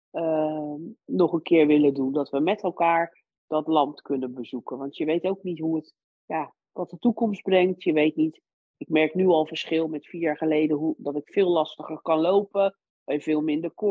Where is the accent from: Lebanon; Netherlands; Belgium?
Lebanon; born there; Het enige wat ik toen wel wilde doen was heel graag met mijn gezin naar mijn geboorteland, naar Libanon.